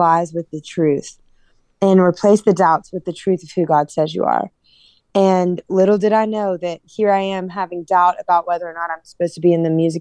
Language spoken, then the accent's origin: English; Louisiana, United States; I'm from Louisiana